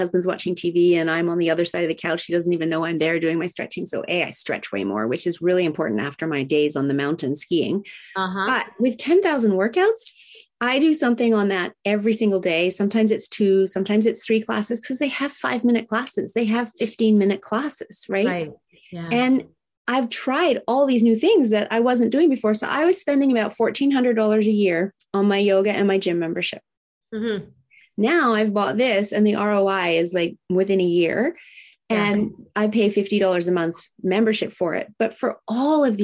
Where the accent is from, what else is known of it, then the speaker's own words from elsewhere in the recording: Japan; moved away; I grew up in Japan